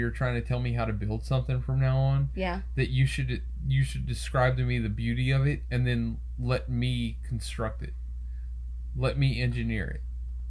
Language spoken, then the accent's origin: English; Louisiana, United States; That's my life, though. I'm Cajun, so